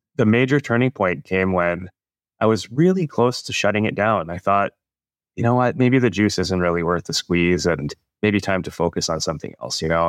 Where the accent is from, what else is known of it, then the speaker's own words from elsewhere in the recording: Canada; moved away as an adult; now in California, United States; a guy born and raised in Canada.